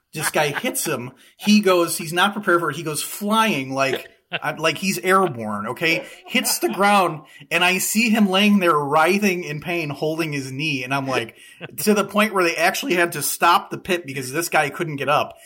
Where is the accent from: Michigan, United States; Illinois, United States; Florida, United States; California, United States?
Illinois, United States; Chicago; growing up on the south side of Chicago